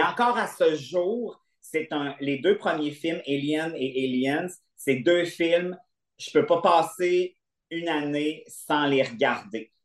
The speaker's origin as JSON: {"language": "French", "town": "Quebec City", "region": "Quebec", "country": "Canada", "tie": "born or raised there", "said": "je viens de Québec, puis j'habitais à Beauport, puis on avait un vieux cinéma de quartier"}